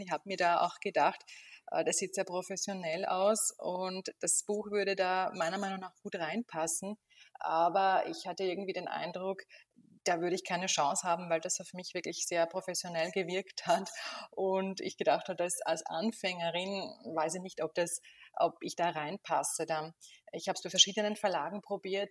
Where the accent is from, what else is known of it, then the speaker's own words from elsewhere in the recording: Burgenland, Austria; Ich komme aus Österreich, aus dem Osten, aus dem Burgenland